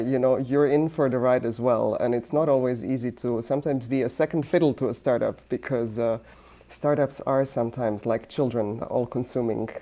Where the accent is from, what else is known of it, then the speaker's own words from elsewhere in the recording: Croatia; now in United States; I come from Yugoslavia turned Croatia, meaning socialist country turning into a sort of transitioning into a more capitalist system